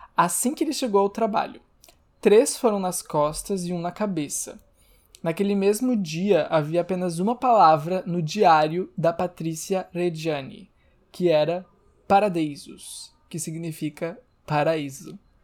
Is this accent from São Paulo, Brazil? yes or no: no; Rio Grande do Sul, Brazil; accent: gaúcho; eu tô misturando sotaque gaúcho com sotaque carioca